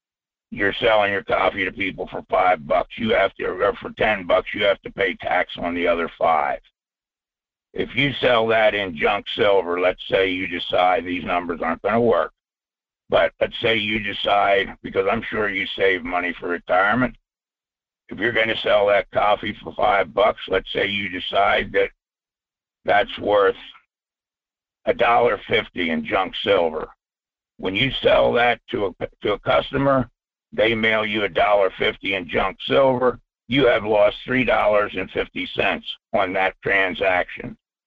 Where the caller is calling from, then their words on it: Fairbanks, Alaska, United States; Michael, it's … up here in Fairbanks.